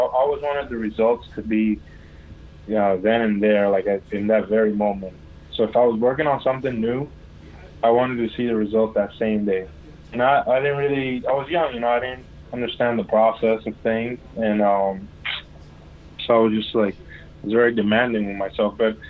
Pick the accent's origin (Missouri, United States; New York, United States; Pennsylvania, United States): New York, United States; also born or lived in Dominican Republic / U.S. Virgin Islands; I was born in Dominican, but I left when I was a baby, and I grew up in New York and St. Thomas, U.S. Virgin Islands.